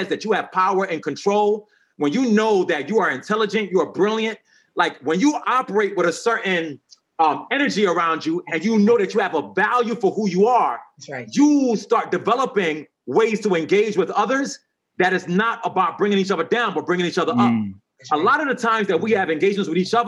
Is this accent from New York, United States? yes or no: yes; New York City, New York, United States; I'm from the Bronx, New York